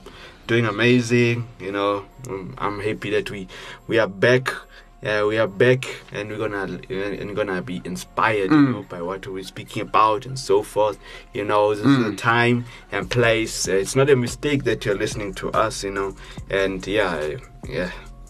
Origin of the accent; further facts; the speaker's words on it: Johannesburg, Gauteng, South Africa; from South Africa, Johannesburg. Yeah, one of the awesome cities in South Africa.